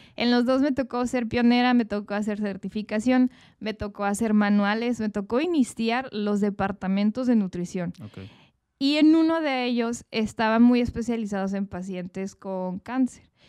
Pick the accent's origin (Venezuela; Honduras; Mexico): Mexico; como mexicanos somos más apapachadores